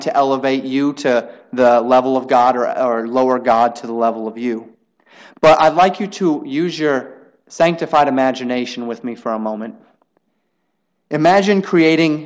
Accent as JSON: {"language": "English", "country": "United States", "said": "we as American citizens"}